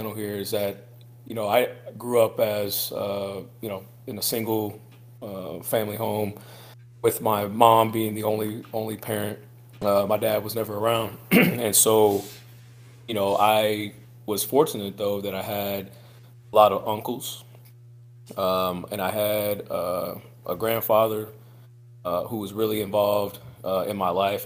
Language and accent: English; Quincy, Illinois, United States; moved away as an adult; also born or lived in LaGrange, Missouri; now in Kansas City, United States; I'm from Quincy, Illinois / LaGrange, Missouri, each of which are, you know, small river towns that are along the Mississippi River, just a couple of hours north of St. Louis. So grew up in a small area